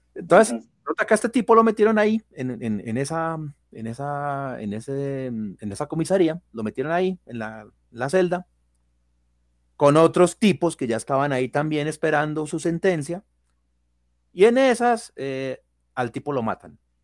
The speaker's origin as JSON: {"language": "Spanish", "country": "Colombia", "said": "la capital de mi país, que es Bogotá"}